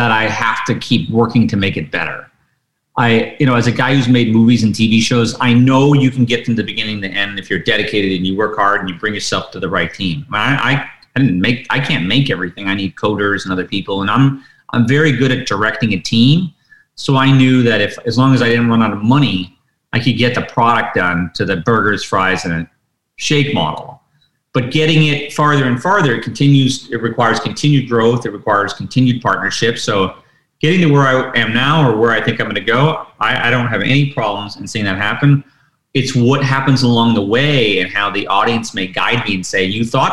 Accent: Detroit, Michigan, United States; I grew up in Detroit in the 70s

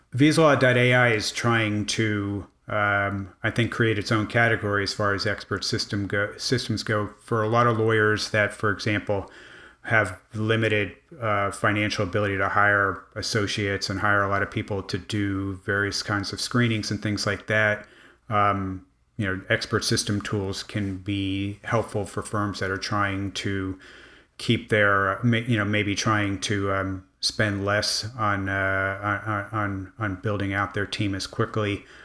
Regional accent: Miami, Florida, United States; I grew up in Miami

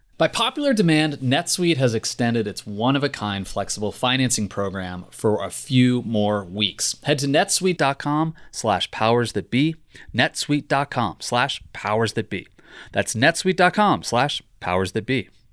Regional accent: Virginia, United States; I'm from Virginia

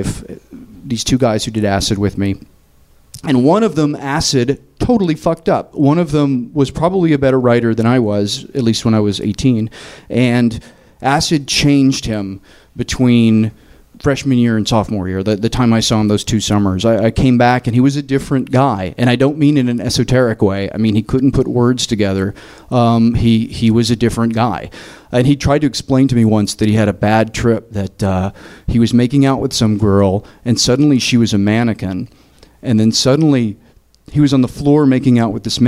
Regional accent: Tennessee, United States; moved away as an adult; also born or lived in New York; I'm from Tennessee.

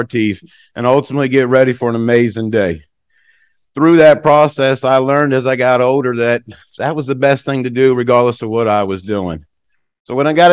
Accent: United States; moved away as an adult; also born or lived in Norway; being an American

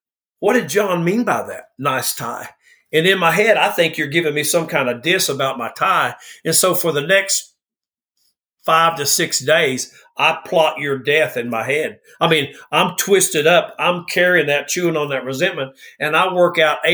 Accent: the South, United States; I'm from the South

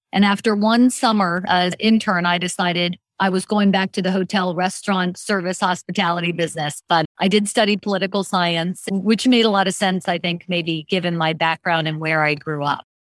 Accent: McLean, Virginia, United States; also born or lived in Washington, D.C.; I am born and raised in the Washington, D.C. area, born and raised in McLean, Virginia

